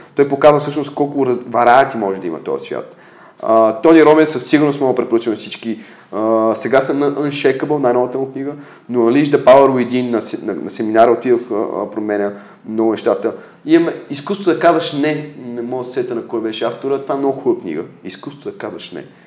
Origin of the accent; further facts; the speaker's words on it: Bulgaria; сме родени в България